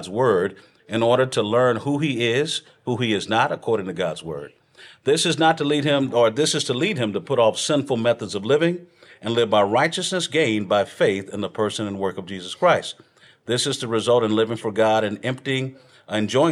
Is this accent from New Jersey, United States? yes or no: no; Texas, United States; I'm from Texas